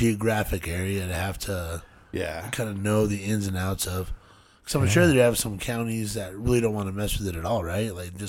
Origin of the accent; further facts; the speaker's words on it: Albuquerque, New Mexico, United States; also born or lived in Phoenix, Arizona; I was born in Phoenix. I've been in Albuquerque since I was 2, so I really know nothing else.